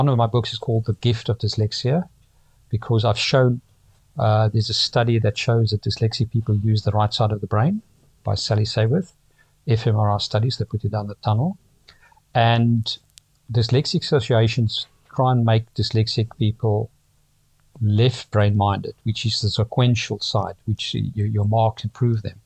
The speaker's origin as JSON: {"language": "English", "town": "Pretoria", "region": "Gauteng", "country": "South Africa", "tie": "born or raised there", "moved": "as an adult", "lives_now": "London, United Kingdom", "said": "I grew up in Pretoria, South Africa"}